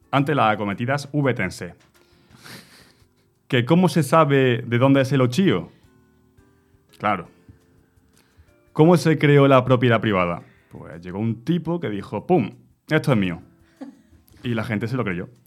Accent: Baeza, Andalusia, Spain; Muchas veces habréis escuchado que yo soy de Baeza, no, orgulloso, baezano, de los pueblos más bonitos de España

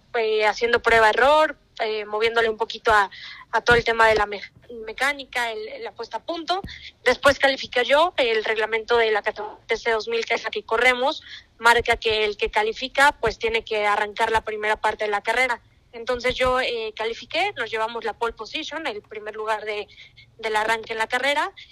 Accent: Mexico; yo como mexicana

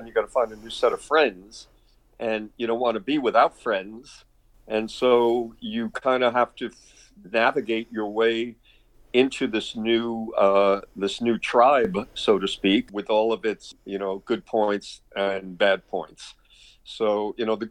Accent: New York City, New York, United States; moved away as an adult; also born or lived in Valdosta, Georgia / Atlanta, Georgia / Prince Edward Island; I grew up in Brooklyn

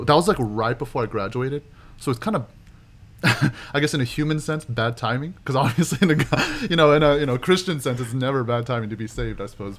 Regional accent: Oklahoma City, Oklahoma, United States; moved away as an adult; also born or lived in Waco, Texas; I was born and raised in Oklahoma City, and uh, lived there my whole life, all the way up to college

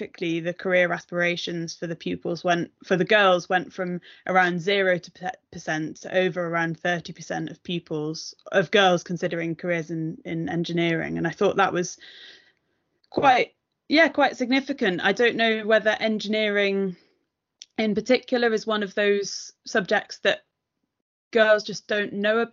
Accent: near Manchester, North West England, United Kingdom; I grew up near Manchester

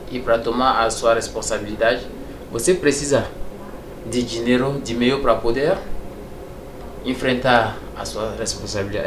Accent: Togo; moved away as an adult; now in Brazil; eu sou do Togo.

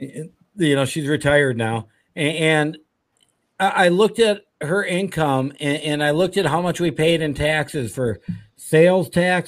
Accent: Minnesota, United States; I grew up here in Minnesota

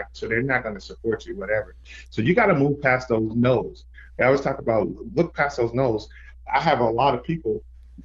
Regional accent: Fresno, California, United States; moved away; when I moved back to my hometown, Fresno, California

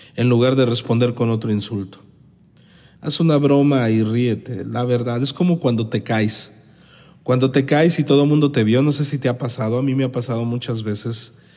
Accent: Los Mochis, Sinaloa, Mexico; en la ciudad pequeñita de donde yo vengo, que es Los Mochis, Sinaloa

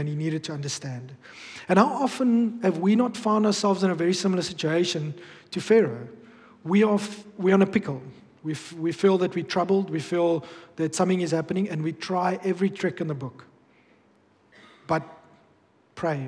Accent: Bloemfontein, Free State, South Africa; moved away; when I grew up back in Bloom

